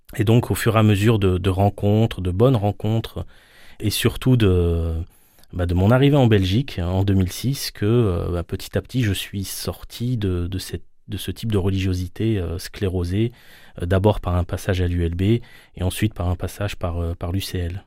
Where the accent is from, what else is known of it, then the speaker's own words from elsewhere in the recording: Paris suburbs, Île-de-France, France; je suis né en France, j'ai grandi en, banlieue parisienne